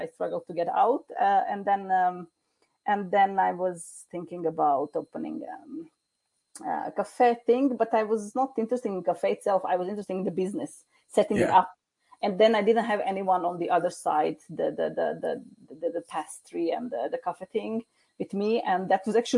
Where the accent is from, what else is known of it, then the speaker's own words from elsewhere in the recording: Croatia; now in Norway; I'm originally from Croatia